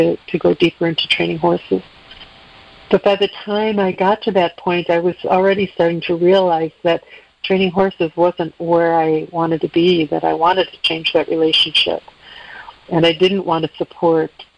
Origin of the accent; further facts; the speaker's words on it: Chicago, Illinois, United States; now in Mendocino County, United States; I'm originally from the Midwest. I grew up in the suburbs of Chicago